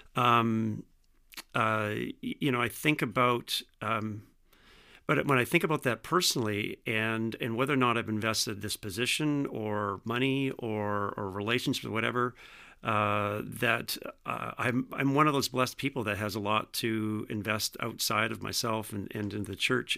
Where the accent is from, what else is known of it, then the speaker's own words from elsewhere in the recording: Vineland, Ontario, Canada; also born or lived in Jordan, Ontario; I grew up in Vineland, uh, ironically just down the street from the Vineland site